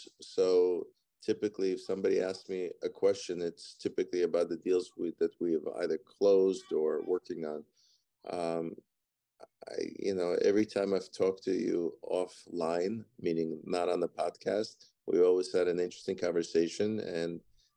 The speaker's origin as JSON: {"language": "English", "country": "Ukraine", "tie": "born or raised there", "moved": "yes", "said": "I was born in Ukraine or Soviet Union, the old Soviet Union that had all the republics still attached back in the 70s. And I was born in Ukraine"}